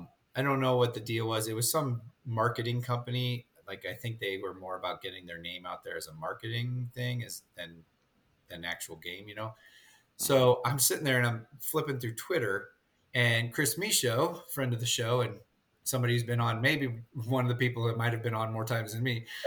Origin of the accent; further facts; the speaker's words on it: Ireland; I'm Irish, so of course I loved the theme.